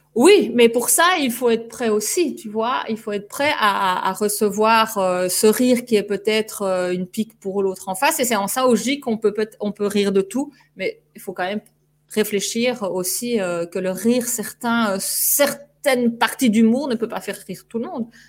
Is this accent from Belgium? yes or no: yes; Belgium; notre drapeau belge